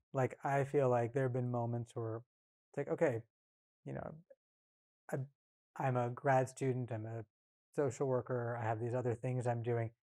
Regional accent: rural Northern California, United States; also born or lived in Bay Area, California; Came up in punk and hardcore, like I said, in rural Northern California

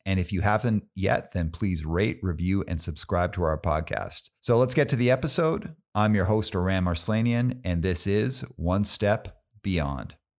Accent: Calgary, Alberta, Canada; I grew up in Calgary

